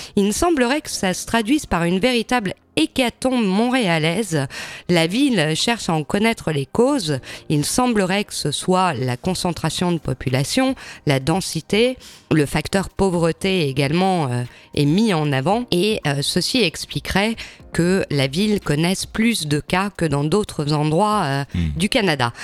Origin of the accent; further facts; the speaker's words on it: France; chez nous, en France